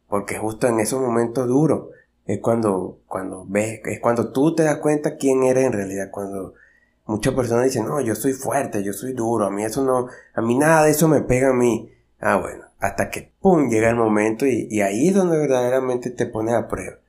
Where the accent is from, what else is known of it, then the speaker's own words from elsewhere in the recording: Venezuela; yo soy de Venezuela